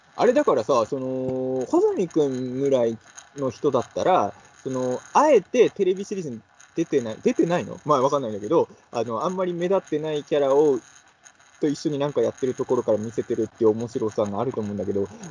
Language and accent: Japanese; Ibaraki, Japan; 僕、茨城出身の人なんで